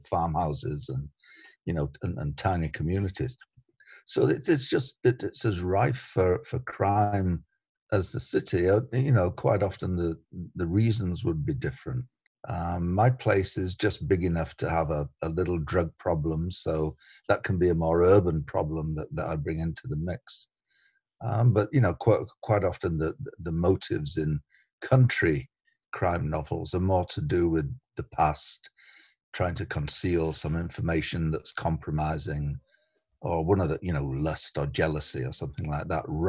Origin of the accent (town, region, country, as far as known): England, United Kingdom; moved away as an adult; now in Canada